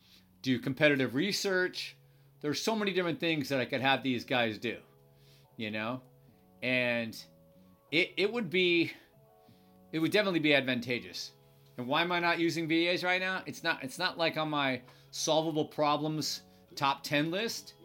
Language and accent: English; United States; I'm an American